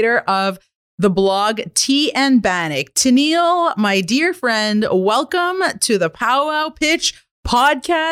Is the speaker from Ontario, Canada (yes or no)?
no; Kitigan Zibi Anishinabeg, Quebec, Canada; I'm an entrepreneur from Kittagong Zibi Anishinaabe